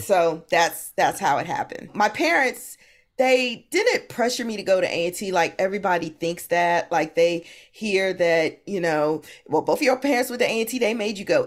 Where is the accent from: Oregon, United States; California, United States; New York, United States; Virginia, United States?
Virginia, United States; Hampton; I grew up in Hampton, Virginia.